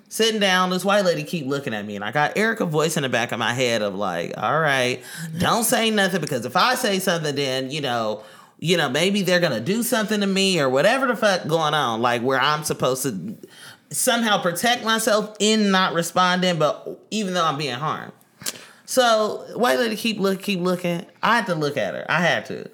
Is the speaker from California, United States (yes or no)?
yes; Oakland, California, United States; growing up in East Oakland